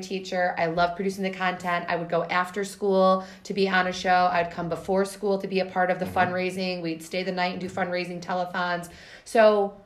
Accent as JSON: {"language": "English", "town": "Warren", "country": "United States", "tie": "born or raised there", "said": "I grew up in Warren"}